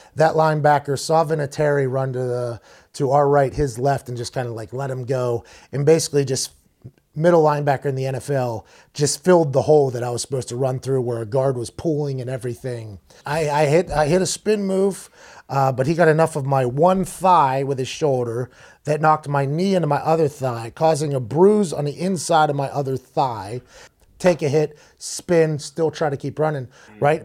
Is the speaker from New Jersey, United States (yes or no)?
no; Pittsburgh, Pennsylvania, United States; in Pittsburgh, in my hometown